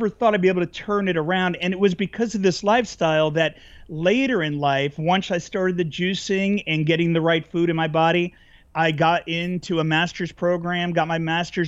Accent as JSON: {"language": "English", "region": "New Jersey", "country": "United States", "tie": "born or raised there", "moved": "yes", "lives_now": "California, United States", "said": "I grew up in New Jersey"}